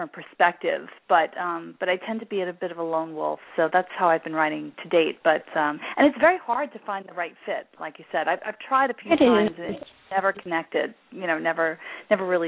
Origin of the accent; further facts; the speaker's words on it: New York City, New York, United States; I'm originally from Brooklyn